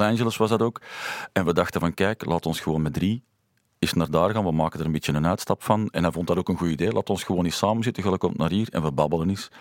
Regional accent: Lier, Flanders, Belgium; We zijn samen opgegroeid in Lier

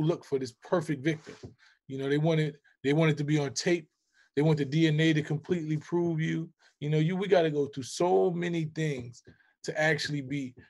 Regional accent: New York City, New York, United States; We come from the Bronx

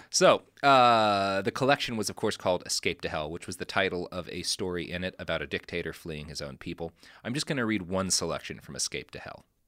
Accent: Texas, United States; I come from Texas

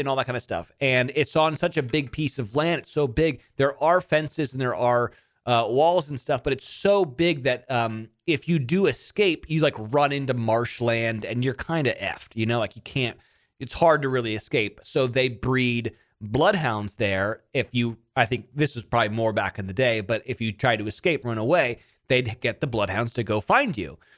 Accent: Monterey, California, United States; moved away as an adult; also born or lived in Mississippi; I grew up in Monterey, California, and then I went to school in Mississippi

